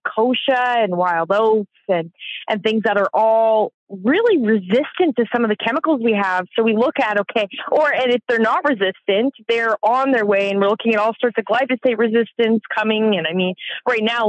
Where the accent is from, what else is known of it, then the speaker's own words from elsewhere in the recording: Southern Alberta, Canada; I come from Southern Alberta. I live on an acreage just outside of a small town called Bow Island